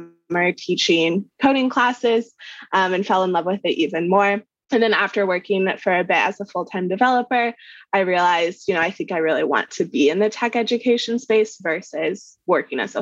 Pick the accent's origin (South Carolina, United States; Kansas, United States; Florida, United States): Kansas, United States; I grew up in Kansas, right in the middle of the US.